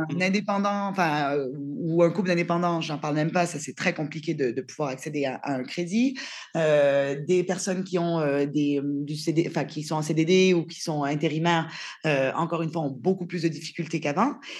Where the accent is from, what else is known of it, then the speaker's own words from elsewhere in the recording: Canada; moved away as an adult; now in France; je suis canadienne en France depuis un peu plus de six ans